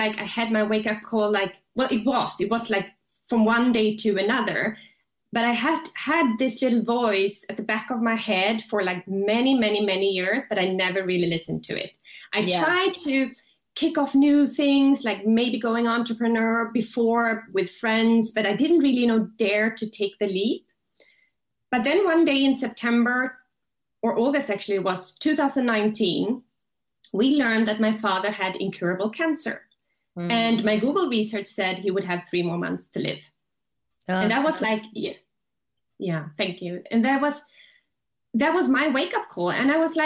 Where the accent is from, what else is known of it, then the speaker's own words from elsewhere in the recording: Sweden; now in Switzerland; I'm from Sweden originally